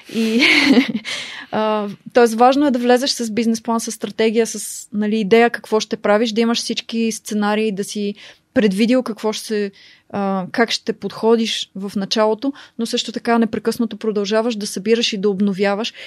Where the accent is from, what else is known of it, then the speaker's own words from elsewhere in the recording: Bulgaria; moved away as an adult; also born or lived in United States / Oxford, United Kingdom; нас като българи